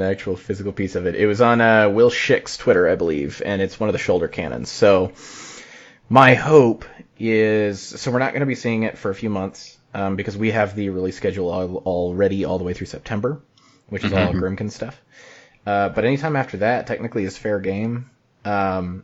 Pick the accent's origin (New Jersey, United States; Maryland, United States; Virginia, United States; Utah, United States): Utah, United States; I'm from Utah.